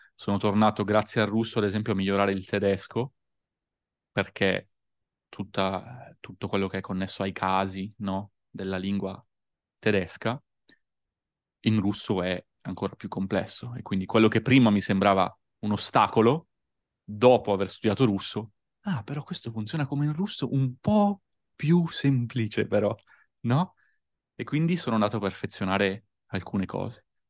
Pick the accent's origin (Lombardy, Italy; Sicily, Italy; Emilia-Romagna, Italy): Lombardy, Italy; Busto Arsizio; moved away as an adult; also born or lived in Verona / Austria; Provincia di Varese, nella ridente città di Busto Arsizio, quindi tra Milano, Varese e Como